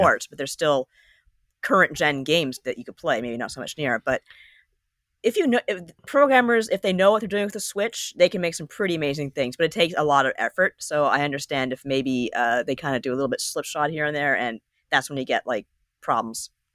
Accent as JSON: {"language": "English", "country": "Canada", "said": "I'm Canadian"}